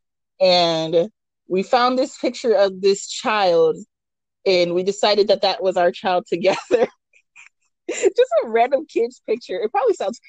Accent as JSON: {"language": "English", "region": "California", "country": "United States", "said": "I'm Californian"}